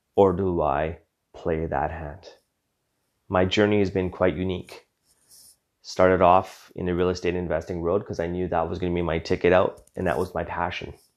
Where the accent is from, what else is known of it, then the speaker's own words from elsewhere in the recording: Western Canada, Canada; Born and raised in Western Canada